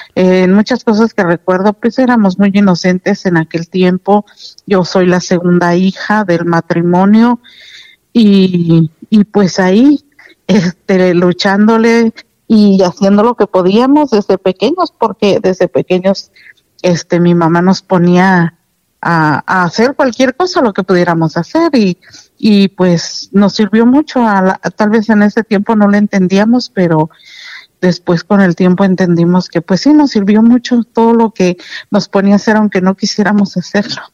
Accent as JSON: {"language": "Spanish", "area": "Paseo del Alto", "region": "Guanajuato", "country": "Mexico", "tie": "born or raised there", "said": "yo nací en la del Alto Guanajuato, un 7 de enero"}